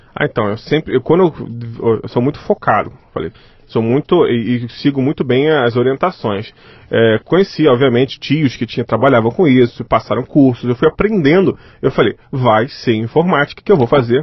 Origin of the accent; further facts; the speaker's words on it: Rio de Janeiro, Brazil; Nasci no Rio de Janeiro